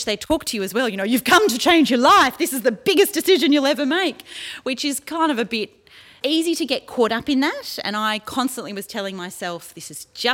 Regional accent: Sydney, New South Wales, Australia; now in Orange, Australia; I grew up in Sydney and moved to the country in Orange in New South Wales

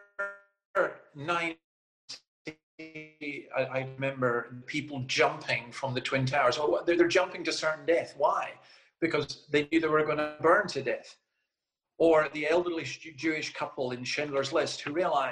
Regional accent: Scotland, United Kingdom; As a Scotsman

